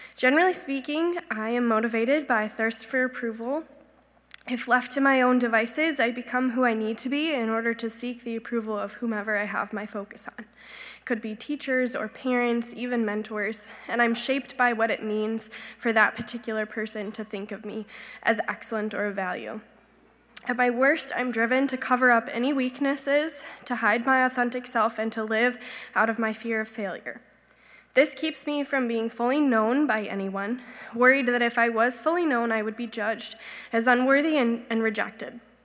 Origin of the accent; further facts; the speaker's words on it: Grand Rapids, Michigan, United States; I grew up here in Grand Rapids in a Christian home